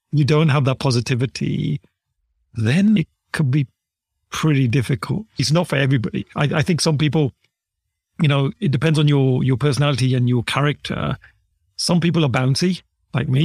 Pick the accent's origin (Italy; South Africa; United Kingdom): United Kingdom; accent: British; I was born here in the U K.